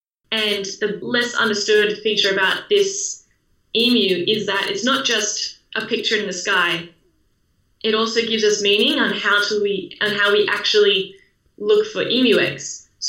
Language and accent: English; Sydney, New South Wales, Australia; I grew up on Sydney's northern beaches